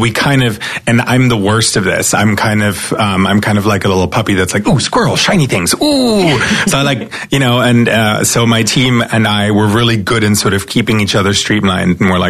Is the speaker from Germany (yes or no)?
yes; eastern Germany, Germany; English is a second language; So as I said, I grew up in East Germany.